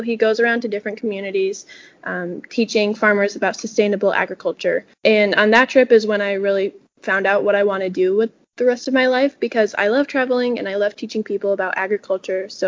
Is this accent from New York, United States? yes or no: yes; Lowville, New York, United States; My hometown of Lowville has had a couple of other state officers